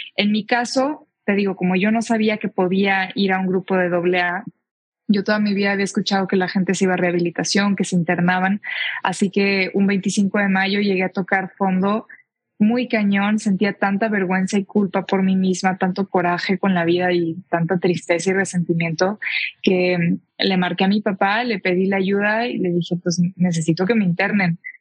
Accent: Tijuana, Baja California, Mexico; moved away as an adult; now in Mexico City, Mexico; soy de Tijuana, me crié yo allá

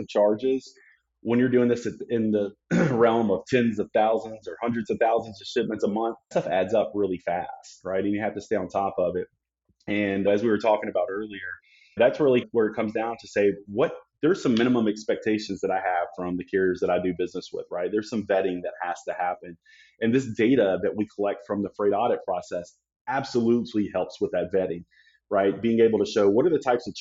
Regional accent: Memphis, Tennessee, United States; also born or lived in Collierville, Tennessee; now in Phoenix, United States; Growing up in Memphis, Tennessee

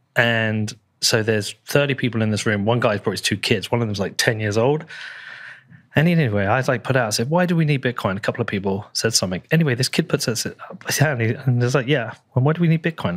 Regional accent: United Kingdom

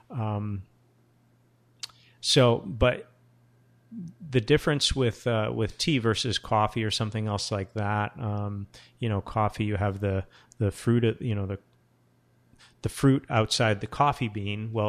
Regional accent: Portsmouth, New Hampshire, United States; also born or lived in Japan / Seattle / Portland, Oregon; I'm from, I was born in Portsmouth, New Hampshire, and, you know, I've lived in Japan, Seattle, Portland, Oregon.

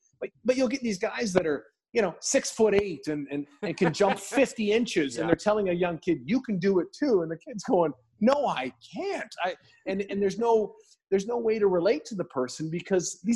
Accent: just outside of Vancouver, British Columbia, Canada; I'm born and raised just outside of Vancouver in Canada

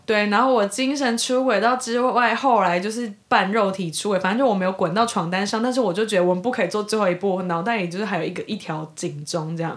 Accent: Taiwan; moved away as an adult; also born or lived in New York / Seattle; 因为我是台湾人，然后我在纽约念书

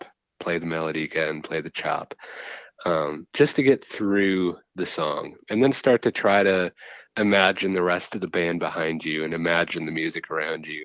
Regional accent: Waldo, Wisconsin, United States; I'm originally from Waldo, Wisconsin, 400 people

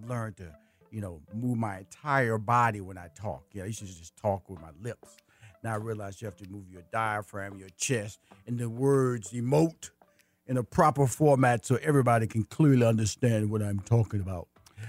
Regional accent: Houston, Texas, United States; I'm from Fifth Ward, Texas, in Houston. And two communities, mama like in the kind of like in the heart of Houston.

